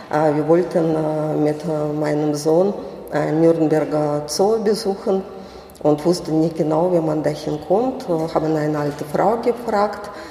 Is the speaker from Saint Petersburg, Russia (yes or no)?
yes; Saint Petersburg, Russia; Und ich komme aus der Stadt, äh, wo äh, deutsche Präsenz äh, nicht zu übersehen war, aus St. Petersburg. Die Stadt ist russisch